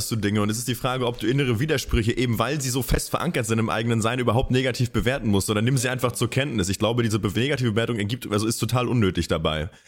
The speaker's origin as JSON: {"language": "German", "region": "East Germany", "country": "Germany", "said": "Ich komme aus dem Osten"}